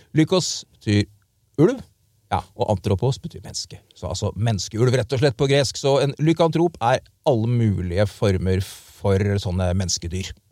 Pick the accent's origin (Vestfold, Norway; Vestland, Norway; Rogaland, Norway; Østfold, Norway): Østfold, Norway; Indre; also born or lived in Frogner, Oslo; Jeg er jo fra Indre Østfold. Og da jeg vokste opp, så var det fortsatt én TV-kanal i Norge, men vi østfoldinger hadde jo den fordelen at vi fikk inn svensk TV